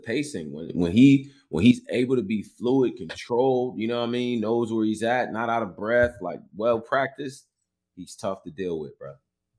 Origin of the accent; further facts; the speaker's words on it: Northeast, United States; I'm from the Northeast.